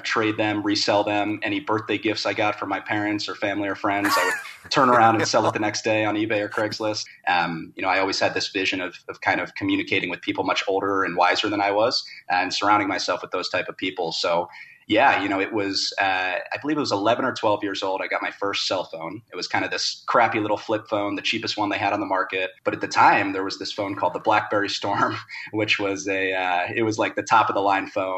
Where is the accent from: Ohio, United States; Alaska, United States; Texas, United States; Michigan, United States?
Ohio, United States; Cincinnati; also born or lived in Los Angeles; now in Denver, United States; I grew up, born and raised in Cincinnati